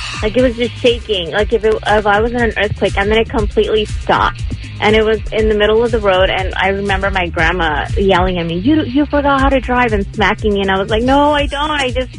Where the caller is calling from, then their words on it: West Covina, California, United States; Hi, this is … calling from West Covina, California.